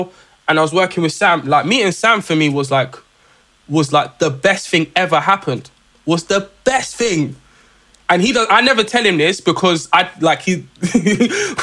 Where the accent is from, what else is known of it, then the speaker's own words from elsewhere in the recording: London, United Kingdom; I come from South London